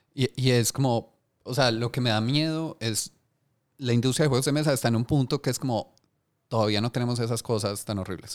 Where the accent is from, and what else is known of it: Colombia